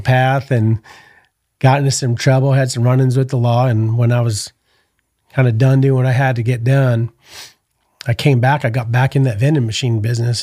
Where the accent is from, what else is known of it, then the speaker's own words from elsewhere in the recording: New Haven, Connecticut, United States; also born or lived in Orange County, California / San Diego, California; now in Texas, United States; I grew up in Connecticut. I was born in New Haven, Connecticut.